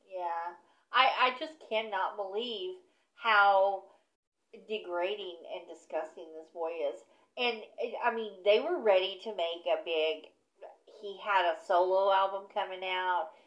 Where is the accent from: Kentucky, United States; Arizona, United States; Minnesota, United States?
Kentucky, United States; I'm from Kentucky.